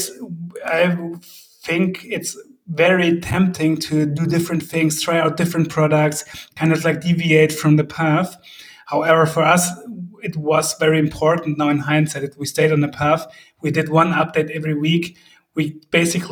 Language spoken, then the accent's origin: English; Heidenheim, Baden-Württemberg, Germany; we are from South Germany, Heidenheim.